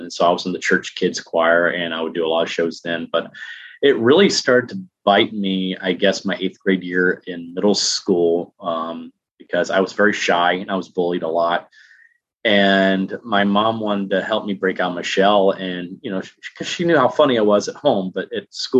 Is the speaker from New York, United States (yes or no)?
no; Huntsville, Alabama, United States; I grew up in Huntsville, Alabama.